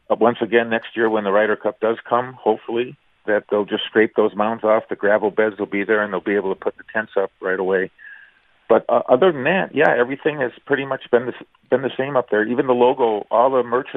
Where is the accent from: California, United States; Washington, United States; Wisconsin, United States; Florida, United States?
Wisconsin, United States; St. Francis; growing up in St. Francis, Wisconsin